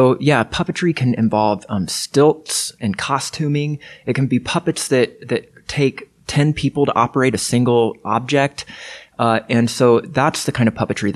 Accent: Lafayette, Indiana, United States; I grew up in Lafayette, Indiana

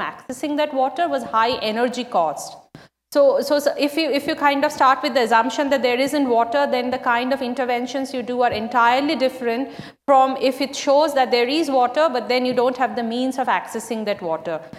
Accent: West Bengal, India; my home state of West Bengal

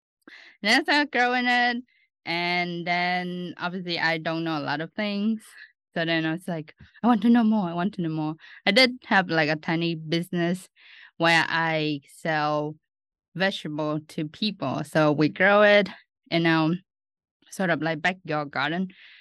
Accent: Ho Chi Minh City, Vietnam; moved away as an adult; also born or lived in Australia; now in Lincoln, United States; I'm originally from Ho Chi Minh City, Vietnam.

